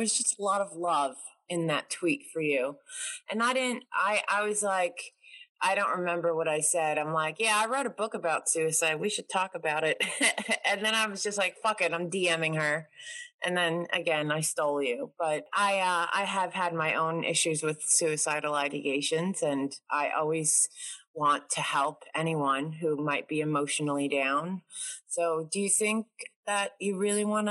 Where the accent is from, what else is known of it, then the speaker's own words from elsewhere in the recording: New York, United States; I'm from New York